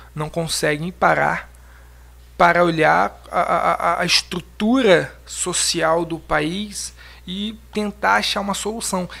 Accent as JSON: {"language": "Portuguese", "country": "Brazil", "said": "somos brasileiros"}